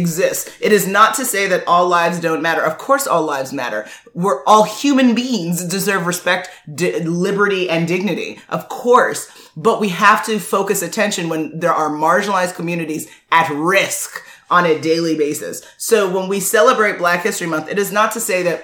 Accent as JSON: {"language": "English", "country": "United States", "tie": "born or raised there", "said": "I was born here"}